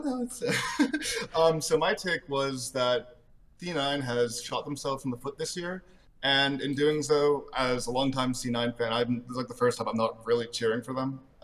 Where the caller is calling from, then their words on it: Arizona, United States; I am calling from Arizona